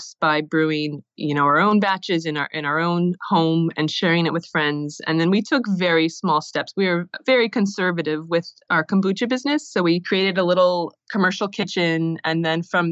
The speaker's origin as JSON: {"language": "English", "region": "Iowa", "country": "United States", "tie": "born or raised there", "also_born_or_lived": "Los Angeles", "said": "I'm originally from Iowa, and I was drinking kombucha in LA. And then in 2009, I decided to return back to my hometown. And it's a small town in Iowa, about 10,000 people"}